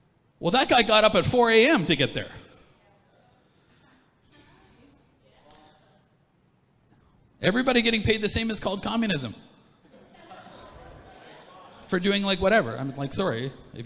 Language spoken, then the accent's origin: English; Canada; I'm like a 1, 2, 3, third generation Canadian